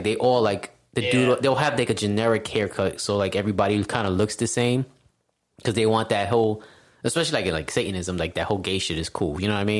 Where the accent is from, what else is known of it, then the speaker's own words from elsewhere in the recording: New York, United States; I grew up in New York.